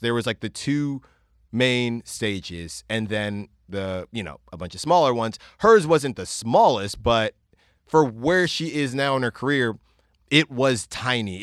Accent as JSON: {"language": "English", "region": "California", "country": "United States", "said": "I'm from Cali"}